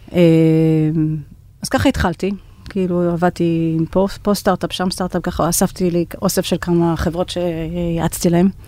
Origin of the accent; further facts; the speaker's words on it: United States; אני נולדתי וגדלתי בארצות הברית. כל הקריירה שלי נתחלתי שם.